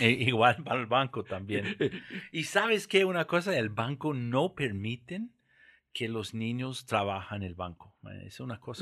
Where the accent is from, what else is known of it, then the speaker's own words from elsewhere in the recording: Santa Fe, New Mexico, United States; accent: Portuguese; first language English; Spanish is a second language; moved away as an adult; also born or lived in São Paulo, Brazil / Caracas, Venezuela; now in Costa Rica; yo nací en Santa Fe, Nuevo México